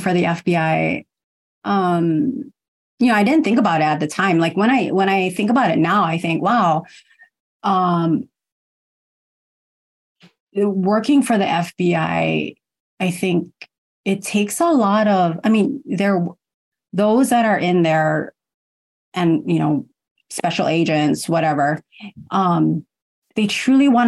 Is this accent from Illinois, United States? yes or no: no; Honolulu, Hawaii, United States; also born or lived in Kumamoto, Japan; I was born in Japan, in Kumamoto, and I was adopted, but raised here in Honolulu.